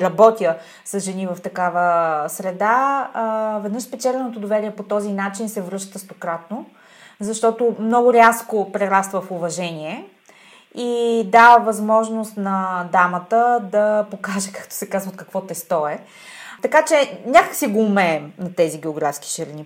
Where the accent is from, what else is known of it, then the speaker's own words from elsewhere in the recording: Bulgaria; съм българка и съм израснала на тази географска ширина